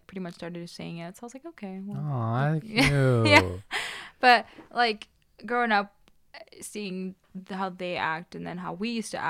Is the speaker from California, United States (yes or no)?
no; New York, United States; Well, yeah, like, I moved here when I was, like, around 7 or 8. So it kind of, like, it was, like, half and half. Mm-hmm. So, you know, I was born in Long Island, so